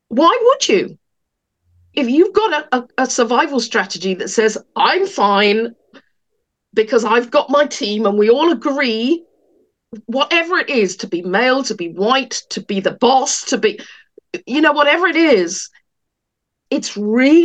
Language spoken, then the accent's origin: English; England, United Kingdom; moved away; I was born in England